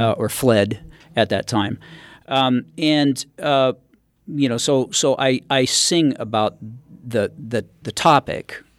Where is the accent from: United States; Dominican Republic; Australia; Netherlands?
United States; Northern California; I grew up in Northern California